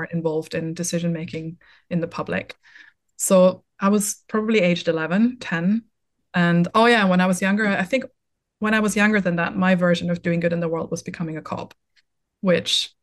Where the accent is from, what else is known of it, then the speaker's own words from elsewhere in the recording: Vienna, Austria; English is a second language; moved away as an adult; now in Brighton, United Kingdom; I'm an only child. I grew up in Vienna